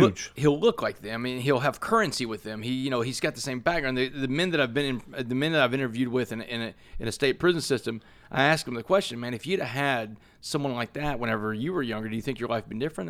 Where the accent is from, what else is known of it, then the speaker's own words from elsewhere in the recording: Port Arthur, Texas, United States; I grew up in Port Arthur, Texas